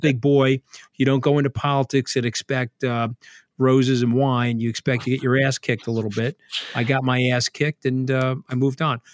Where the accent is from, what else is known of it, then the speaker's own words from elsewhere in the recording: New York, United States; I'm a New Yorker